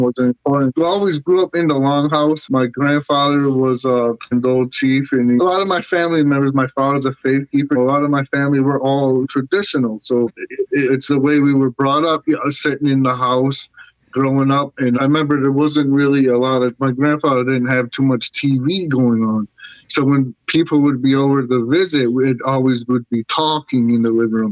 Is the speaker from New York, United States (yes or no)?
yes; Syracuse, New York, United States; growing up in Syracuse in the public school